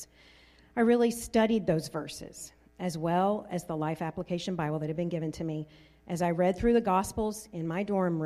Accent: Deep South, United States; I grew up in the Deep South, where most everyone attended church

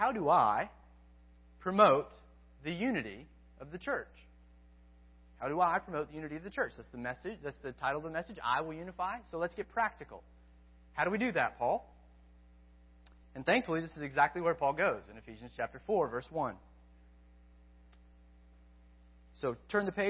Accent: United States; I'm still an American

